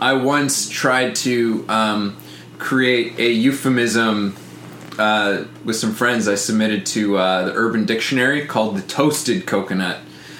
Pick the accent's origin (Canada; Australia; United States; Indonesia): Canada; I'm Canadian